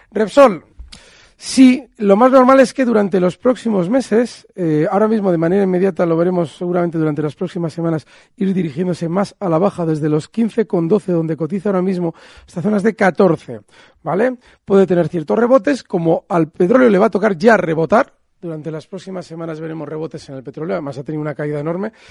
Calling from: Logroño, La Rioja, Spain; Buenos días, soy Jorge de Logroño. Mi pregunta es para Alberto Iturralde.

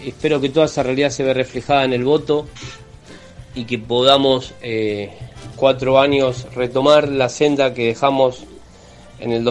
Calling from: Villa Domínico, Buenos Aires Province, Argentina; de Villadomínico. Yo voto en la escuela número 5 en Avenida Mitre y esquina Totor Casasa, en Villa Domínico.

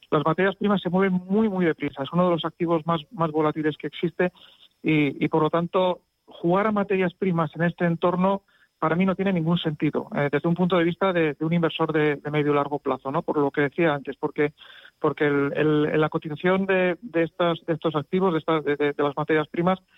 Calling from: Madrid, Community of Madrid, Spain; Hola, buenos días. … de Madrid

